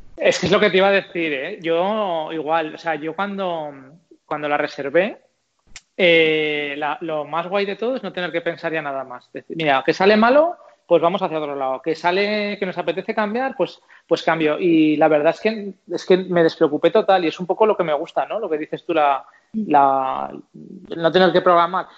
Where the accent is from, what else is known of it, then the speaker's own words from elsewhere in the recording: Zaragoza, Aragon, Spain; soy de Zaragoza y por cercanía, pues no sé, Aragón